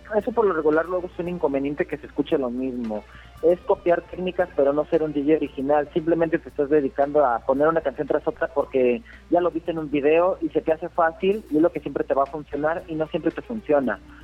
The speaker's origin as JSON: {"language": "Spanish", "region": "Querétaro", "country": "Mexico", "said": "soy de aquí de Querétaro"}